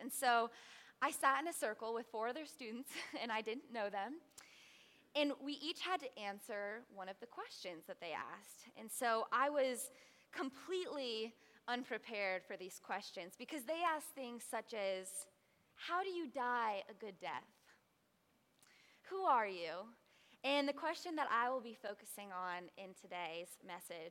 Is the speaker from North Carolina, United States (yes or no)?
no; Tampa, Florida, United States; moved away as an adult; I was born here in Tampa, Florida, about 30 minutes away from here in the Lutz area, and so I am so happy to spend the summer in my hometown